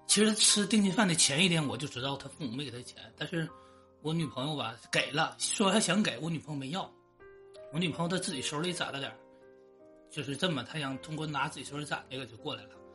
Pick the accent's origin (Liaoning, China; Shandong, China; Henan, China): Liaoning, China; Shenyang; 我也是沈阳的